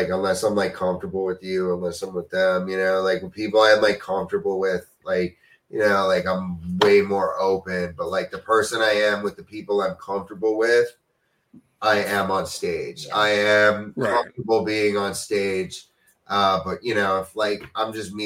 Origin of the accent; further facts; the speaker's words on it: New York, United States; as a New Yorker